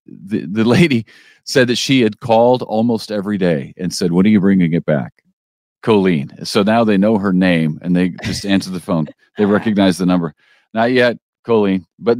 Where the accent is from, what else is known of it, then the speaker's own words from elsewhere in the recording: Illinois, United States; And I am from Illinois and Sarah's from Oklahoma.